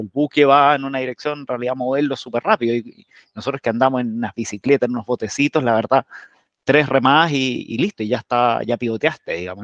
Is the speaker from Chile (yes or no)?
yes; Chile; emprendedores chilenos